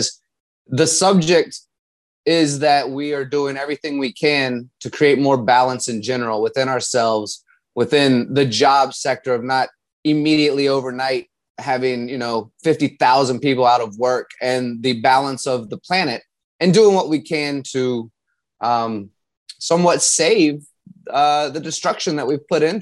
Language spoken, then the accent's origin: English; Virginia, United States; I grew up in Virginia